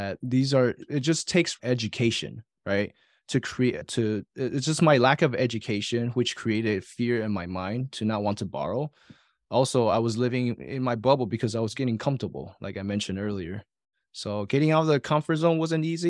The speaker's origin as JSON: {"language": "English", "country": "Taiwan", "tie": "born or raised there", "moved": "yes", "said": "I was born and raised in Taiwan with saver's mentality."}